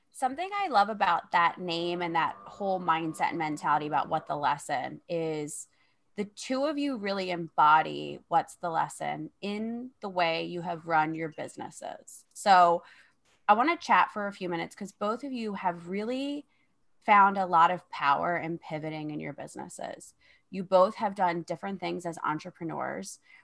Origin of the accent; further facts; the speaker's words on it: Philadelphia, Pennsylvania, United States; I'm from Philadelphia, so it's a lot of crime, a lot of juvenile crime